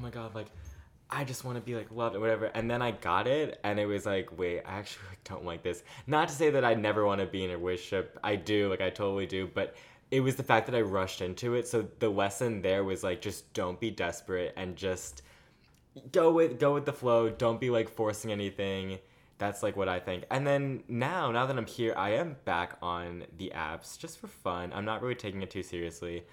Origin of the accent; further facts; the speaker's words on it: Long Island, New York, United States; now in New York City, United States; I'm from Long Island, New York.